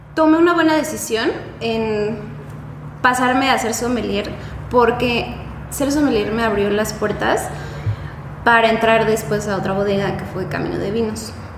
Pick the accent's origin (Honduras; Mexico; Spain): Mexico; Puebla; moved away as an adult; also born or lived in Guanajuato; now in Querétaro, Mexico; yo soy de Puebla, estudié la carrera en Puebla